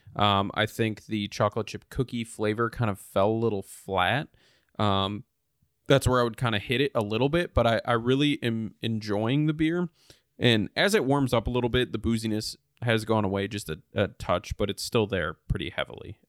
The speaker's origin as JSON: {"language": "English", "region": "Wisconsin", "country": "United States", "tie": "born or raised there", "moved": "yes", "said": "craft, uh, craft beer spot in my hometown."}